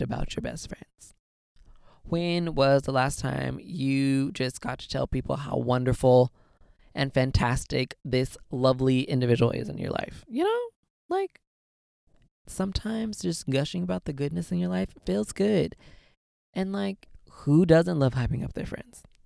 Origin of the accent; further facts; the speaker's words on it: Southern California, United States; I am born and raised in Southern California